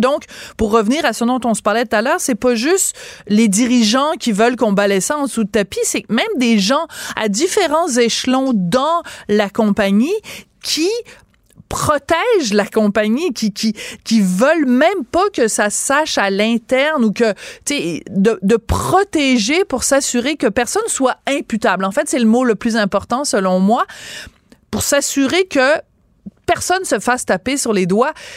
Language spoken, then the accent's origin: French; France; also born or lived in Quebec; now in Canada; je suis née en France